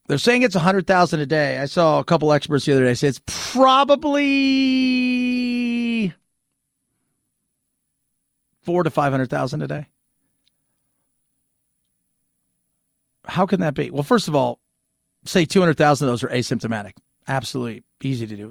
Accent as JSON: {"language": "English", "town": "Los Angeles", "region": "California", "country": "United States", "tie": "born or raised there", "said": "as a kid growing up in Los Angeles"}